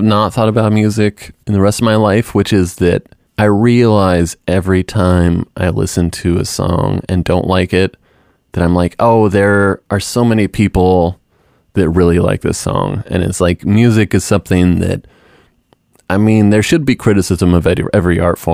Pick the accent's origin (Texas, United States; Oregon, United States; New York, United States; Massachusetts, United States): Oregon, United States; outside of Portland; Growing up outside of Portland, and there was a lot of area music